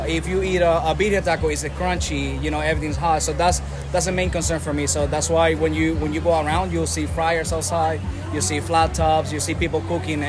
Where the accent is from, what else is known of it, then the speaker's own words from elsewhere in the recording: Puerto Rico; moved away; So, my background, born and raised in Puerto Rico.